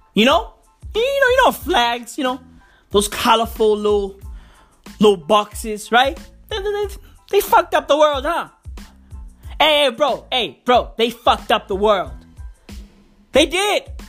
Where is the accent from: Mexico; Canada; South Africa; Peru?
South Africa; I'm proudly South African. I love my country